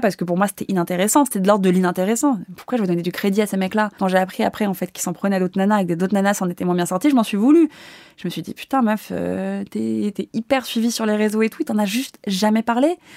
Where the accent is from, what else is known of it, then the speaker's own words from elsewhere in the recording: Paris, Île-de-France, France; Moi, je suis née à Paris, je suis née dans Paris. Euh, je suis pas euh, cette nana qui vient de province